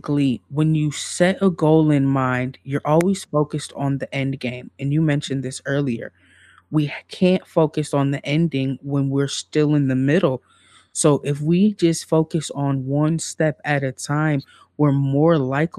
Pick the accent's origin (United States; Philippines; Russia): United States; Midwest; I'm from the Midwest